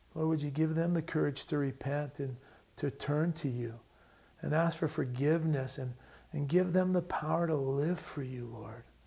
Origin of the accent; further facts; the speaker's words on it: United States; I love being an American. I'm proud to be an American.